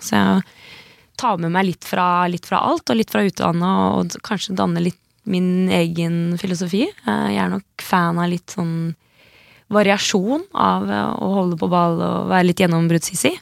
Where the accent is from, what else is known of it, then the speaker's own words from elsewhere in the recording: Slemmestad, Buskerud, Norway; jeg er fra Buskerud. Eh, Slemmestad. Det er ikke så langt fra Drammen